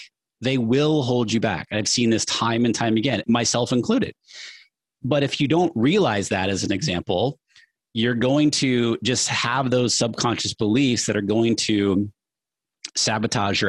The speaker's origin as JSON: {"language": "English", "region": "New Hampshire", "country": "United States", "tie": "born or raised there", "said": "I grew up middle class in New Hampshire."}